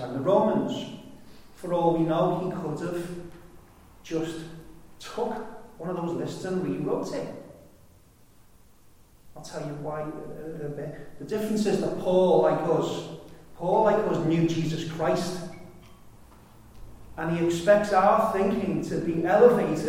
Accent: United Kingdom; I'm a Brit.

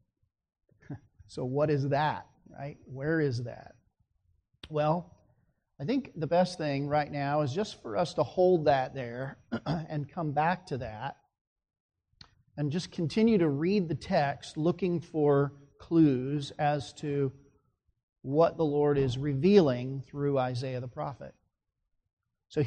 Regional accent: Phoenix, Arizona, United States; I grew up in Phoenix, Arizona

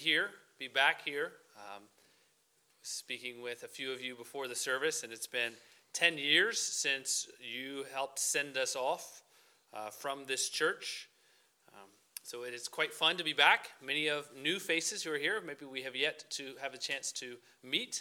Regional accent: Niceville, Florida, United States; moved away as an adult; also born or lived in Indonesia; now in Singapore; We're both from Florida. That's where we grew up, and our families still live down in Niceville, Florida

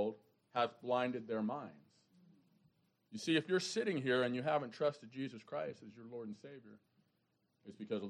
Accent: New York, United States; moved away; I'm a New Yorker

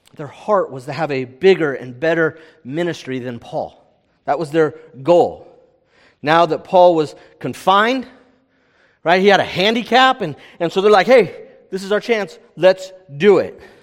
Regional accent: California, United States; I'm from California

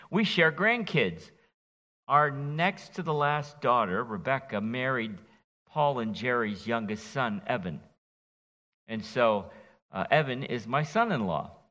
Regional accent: Martinique; born there; also born or lived in France; from Martinique, where I was born in the West Indies as a child of, an, of uh, parents who were missionaries. And then I've been infected by the French for 20 years.

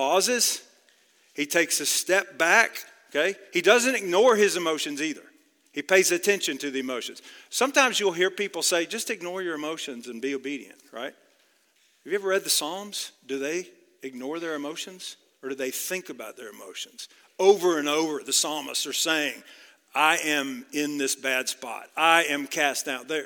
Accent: outside of Dallas, Texas, United States; Grew up about 30 miles outside of Dallas

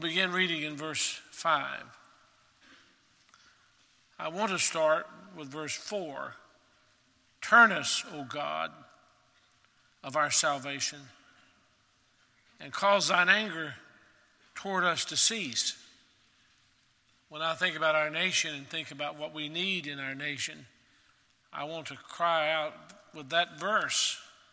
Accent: Maryville, Tennessee, United States; I grew up in Maryville, Tennessee

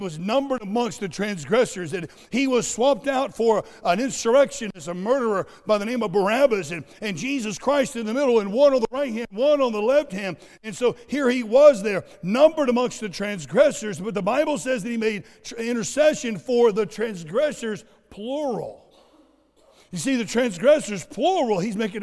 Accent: Southwest Florida, United States; I grew up in Southwest Florida where we have these things called sand spurs

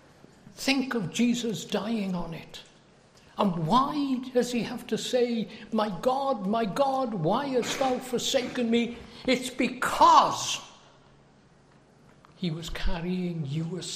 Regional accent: United Kingdom; now in United States; As you can tell by my accent, I think I've lived in America almost 40 years, but I don't think I've got a real good American accent. I come from the United Kingdom.

